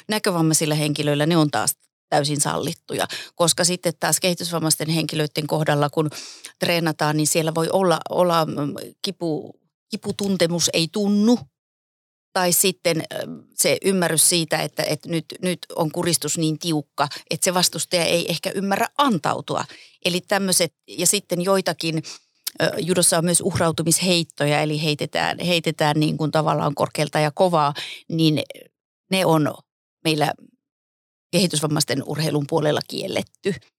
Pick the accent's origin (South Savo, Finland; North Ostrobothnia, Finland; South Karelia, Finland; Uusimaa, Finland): South Savo, Finland; Pieksämäki; moved away as an adult; also born or lived in Kuopio / Jyväskylä; Mä oon aloittanut judon 76 Pieksämäeltä, siis keskeltä Suomea